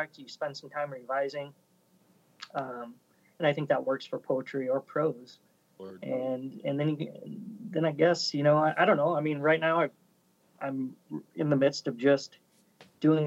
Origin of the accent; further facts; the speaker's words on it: Omaha, Nebraska, United States; I grew up in Omaha in the 80s.